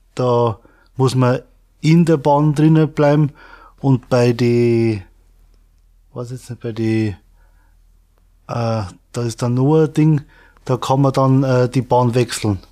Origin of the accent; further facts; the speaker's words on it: Pettenreuth, Bavaria, Germany; komme aus Pettenreuth. Das liegt in Regensburg, Raum Regensburg